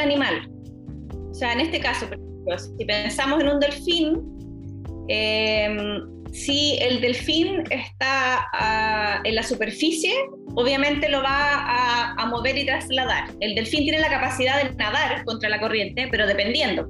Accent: Chile; nosotros los chilenos

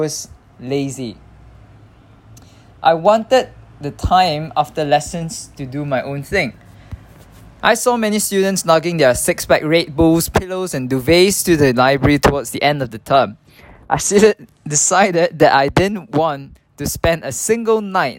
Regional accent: Singapore; English is a second language; moved away as an adult; also born or lived in Nottingham; I spent 21 years growing up in Singapore

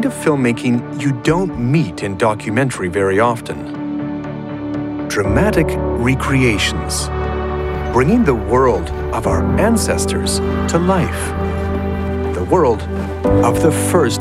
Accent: Alberta, Canada; We're from Alberta, horse country.

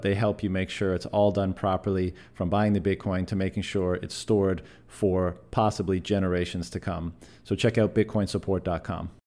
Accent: Canada; moved away as an adult; my home country of Canada

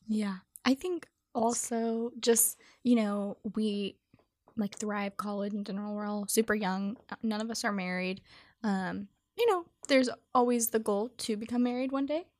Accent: Sutter, California, United States; I'm from, um, technically Sutter, California

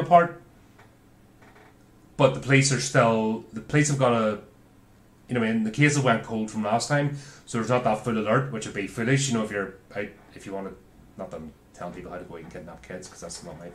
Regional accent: Belfast, Northern Ireland, United Kingdom; growing up in Belfast in the 80s

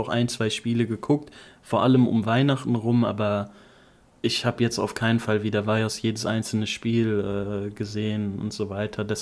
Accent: Offenbach am Main, Hesse, Germany; bei uns in Offenbach

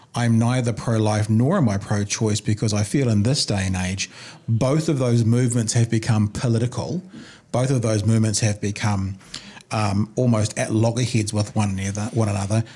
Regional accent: New Zealand; I'm a New Zealander

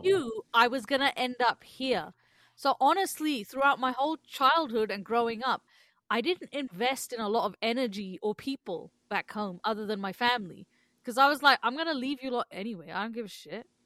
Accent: England, United Kingdom; now in Canada; growing up in England

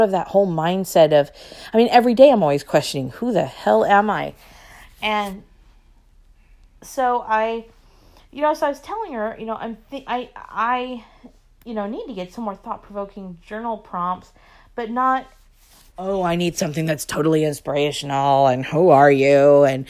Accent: Long Beach, California, United States; moved away as an adult; I was born in Long Beach

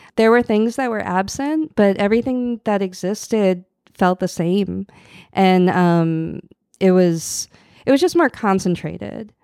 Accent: outside Boston, Massachusetts, United States; moved away as an adult; now in New Orleans, United States; I grew up in outside Boston

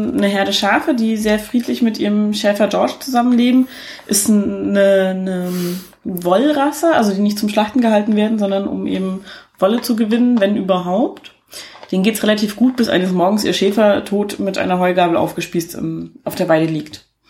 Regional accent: East Germany, Germany; ich bin ja ein Ossi-Kind

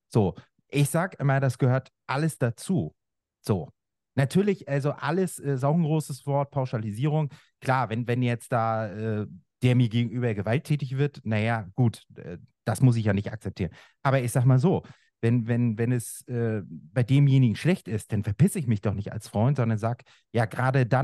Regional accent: Mecklenburg-Vorpommern, Germany; Ich habe einmal in meiner Heimat äh, Fischland Dars, so, also das kennen äh, die einen oder anderen.

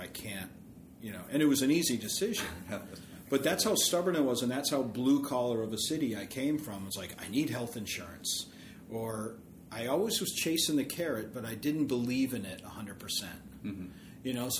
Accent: Worcester, Massachusetts, United States; Basically Worcester.

